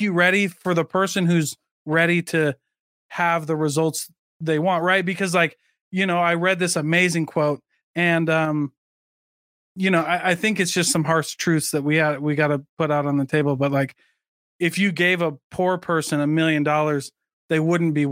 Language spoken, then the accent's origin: English; Iowa, United States; I grew up in the poorest county in Iowa